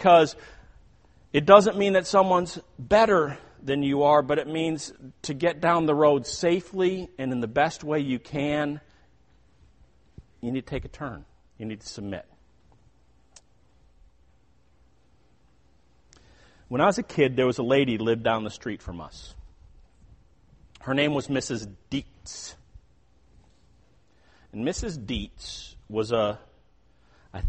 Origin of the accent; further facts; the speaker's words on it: Chicago, Illinois, United States; moved away; where I grew up in the Chicago area, there were a lot of toll roads